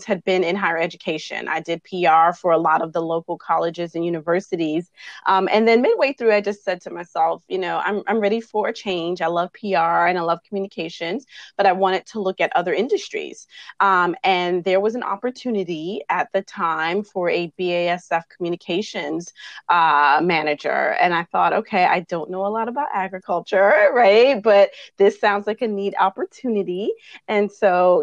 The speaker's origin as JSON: {"language": "English", "town": "New York City", "region": "New York", "country": "United States", "tie": "born or raised there", "moved": "as an adult", "lives_now": "North Carolina, United States", "said": "I was born and raised in Brooklyn, New York"}